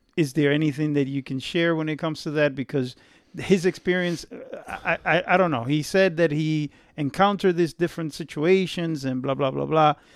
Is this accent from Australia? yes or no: no; Dominican Republic; I was born in the Dominican Republic